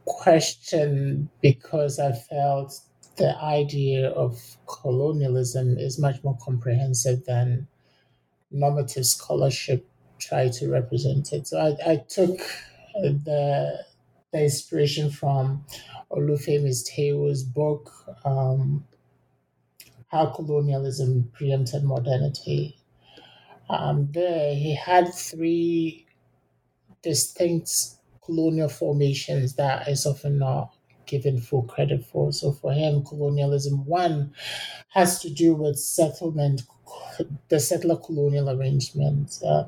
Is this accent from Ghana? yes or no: yes; Ghana; And the fact that I grew up in Ghana, studied in Ghana, makes it even more important to look at this particular case